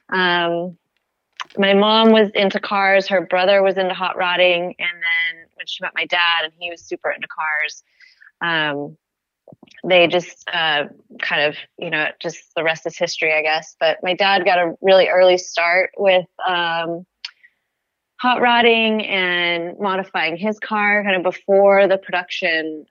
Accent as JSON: {"language": "English", "town": "Goleta", "region": "California", "country": "United States", "tie": "born or raised there", "said": "I grew up in a town called Goleta, which is in Santa Barbara, California"}